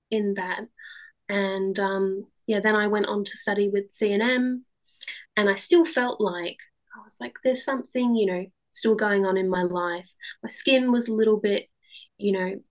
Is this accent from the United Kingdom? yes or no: no; Australia; moved away; And I grew up in Australia, and then we moved over